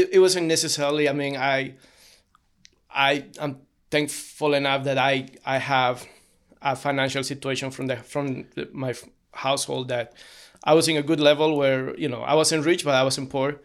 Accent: Cochabamba, Bolivia; moved away as an adult; now in United States; I was born in Cochabamba, Bolivia.

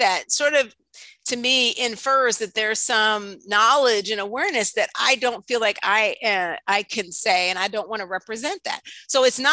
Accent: New York City, New York, United States; I'm from Harlem

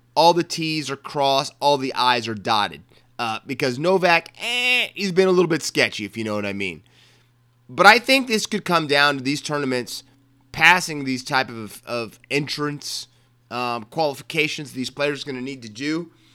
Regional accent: Maryland, United States; I was born in Maryland that means that that's not cowboy country.

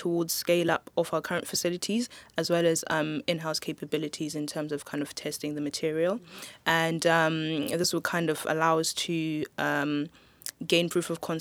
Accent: Zimbabwe; moved away; also born or lived in Swansea; I'm from Zimbabwe personally

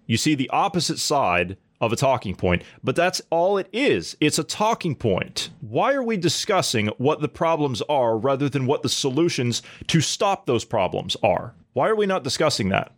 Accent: United States; moved away; as an American

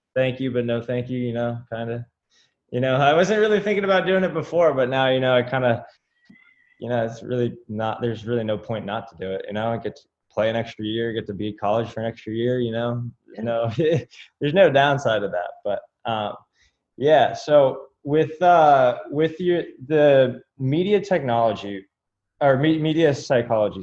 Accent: California, United States; now in Florida, United States; I'm from California, um, but I'm out in Florida right now

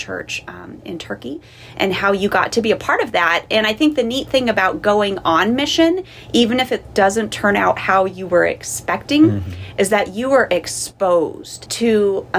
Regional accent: Southern California, United States; first language English; moved away as an adult; I grew up in Southern California

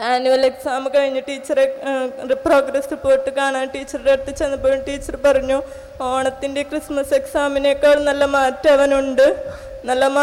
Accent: Manakkody, Kerala, India; ഞാൻ മനക്കൊടിയിൽ നിന്ന് വരുന്നു

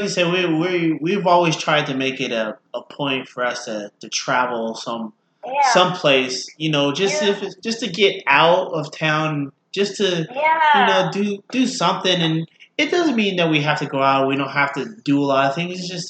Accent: California, United States; moved away; I'm from Cali

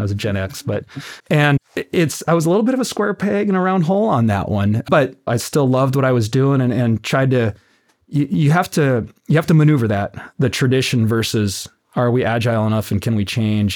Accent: Tucson, Arizona, United States; now in Oceanside, United States; born and raised in Tucson, Arizona.

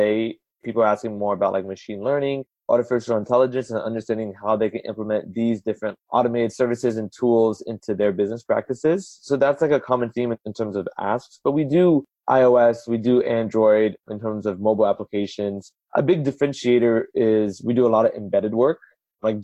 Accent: California, United States; also born or lived in Houston, Texas; I was born in Houston, lived there for about a year. Folks came over to California

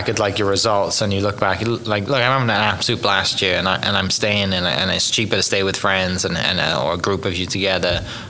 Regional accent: Oklahoma, United States; playing in Europe and also growing up in Oklahoma, there's a lot more wind and the turf's different.

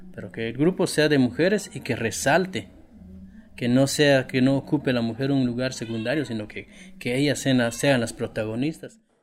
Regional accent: Guatemala; como chapín, como guatemalteco

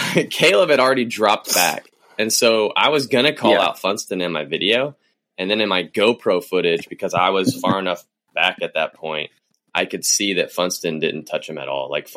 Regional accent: United States; here in my hometown

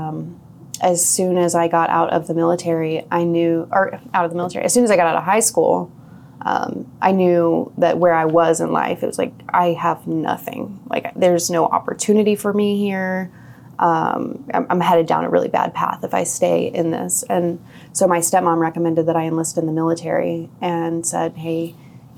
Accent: Independence, Missouri, United States; I was born in Independence, Missouri

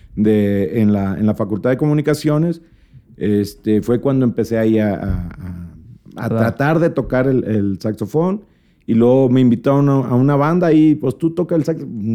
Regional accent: Monterrey, Nuevo León, Mexico; also born or lived in Mexico City; somos de Monterrey

